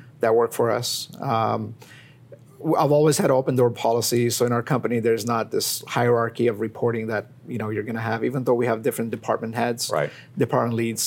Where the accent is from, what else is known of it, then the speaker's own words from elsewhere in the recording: Iran; moved away; I was born in Iran, Armenian, born in Iran